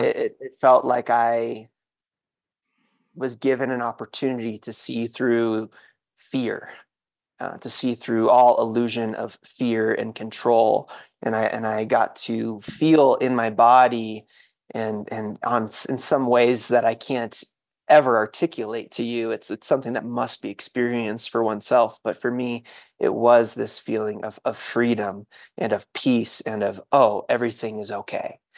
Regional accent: New England, United States; I grew up in New England

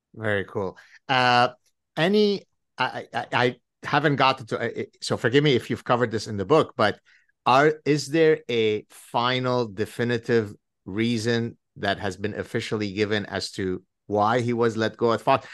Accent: Lebanon; moved away; We were inseparable growing up in Lebanon

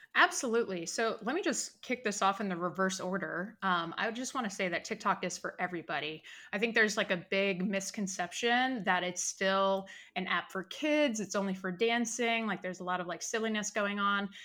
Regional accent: Richmond, Virginia, United States; moved away as an adult; now in California, United States; I'm originally from Richmond, Virginia.

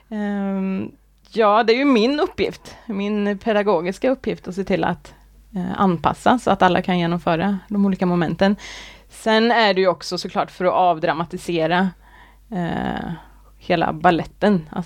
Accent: Arvika, Värmland, Sweden; also born or lived in Gothenburg; now in Kode, Sweden; jag är från Arvika, eh, ja. Värmland. Uppvuxen där.

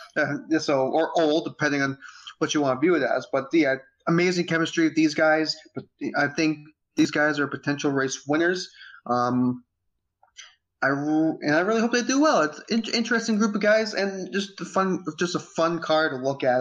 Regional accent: United States; as an American

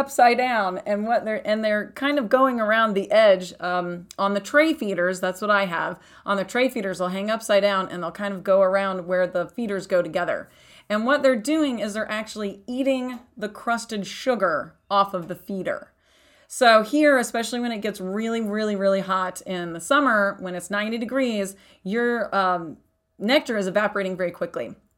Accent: Texas, United States; also born or lived in East Coast; now in Arizona, United States; I grew up in Texas, and then I've lived on the East Coast

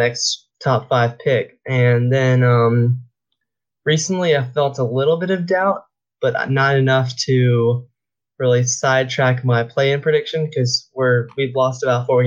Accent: Charlotte, North Carolina, United States; since I grew up in Charlotte, I grew up a Hornets fan.

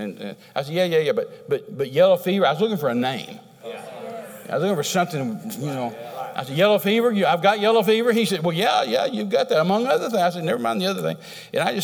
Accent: Texas, United States; I'm a Texan

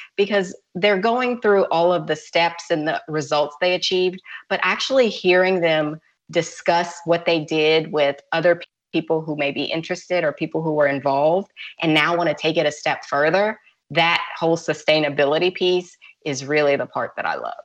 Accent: Louisiana, United States; now in Georgia, United States; I'm from Louisiana, and I have a house in Louisiana, but I also have a house in Georgia

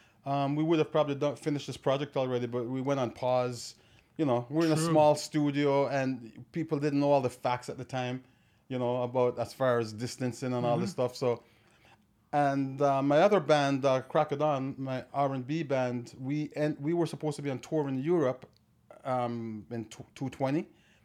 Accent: Watermount, Saint Catherine, Jamaica; also born or lived in Clarendon, Jamaica; now in Toronto, Canada; I was born in a place called Clarendon, but I grew up on a farm up in the mountain area called Watermount, St. Catharines.

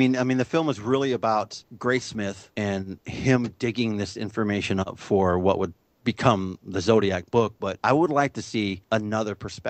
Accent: San Jose, California, United States; I'm born and raised in San Jose, so I'm about 40 miles south of the city.

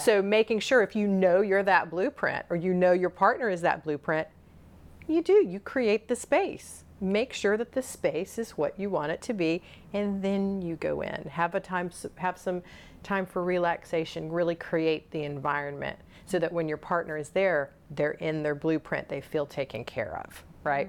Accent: the South, United States; I was born and raised in the South

